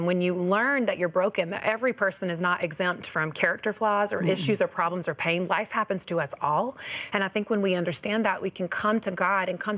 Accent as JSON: {"language": "English", "region": "North Carolina", "country": "United States", "tie": "born or raised there", "said": "I was raised in the South in North Carolina"}